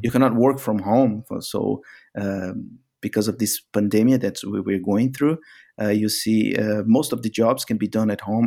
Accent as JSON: {"language": "English", "country": "Brazil", "also_born_or_lived": "Middle East", "moved": "as an adult", "said": "I was actually pushed from Brazil to work abroad because of these uh, economic cycles that happen from time to time in in Brazil"}